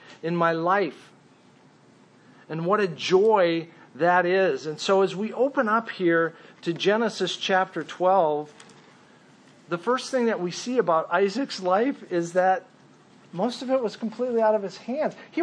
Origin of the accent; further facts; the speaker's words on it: Minnesota, United States; also born or lived in Mesa, Arizona / California; I grew up a Minnesotan because that's where my parents moved